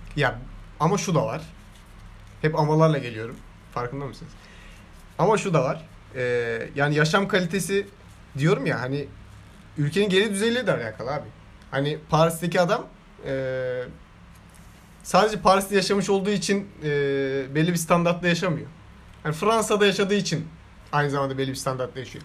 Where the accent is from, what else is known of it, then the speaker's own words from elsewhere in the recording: Istanbul, Turkey; ben bu şehirde yetiştim. Doğmadım ama burada yetiştim.